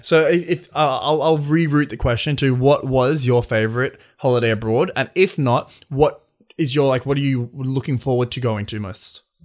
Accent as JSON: {"language": "English", "town": "Sydney", "region": "New South Wales", "country": "Australia", "said": "We're both from Sydney."}